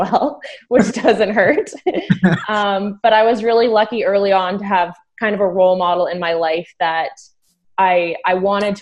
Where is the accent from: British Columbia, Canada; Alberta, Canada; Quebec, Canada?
Alberta, Canada; Calgary; moved away as an adult; now in Ontario, Canada; I grew up in Calgary, Alberta.